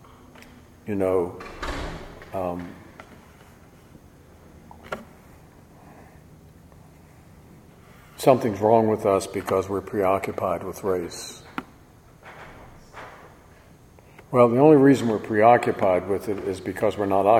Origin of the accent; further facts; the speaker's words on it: Virginia, United States; I was brought up in Virginia